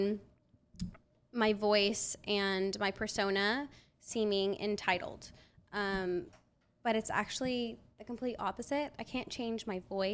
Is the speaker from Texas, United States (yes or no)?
no; Portland, Oregon, United States; I'm from Portland, Oregon